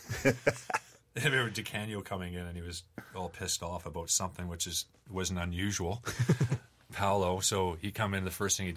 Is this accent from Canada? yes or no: yes; Canada; as a Canadian